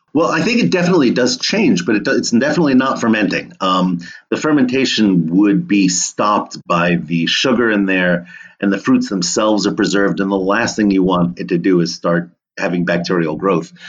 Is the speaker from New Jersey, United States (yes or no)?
yes; Monmouth County, New Jersey, United States; I grew up in New Jersey, um, amidst some beautiful apple orchards um, in Monmouth County